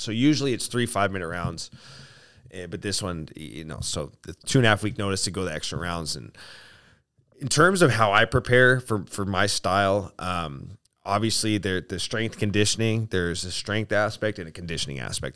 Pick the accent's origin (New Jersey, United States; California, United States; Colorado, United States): Colorado, United States; Aurora; also born or lived in Spokane; I was born in Aurora, Colorado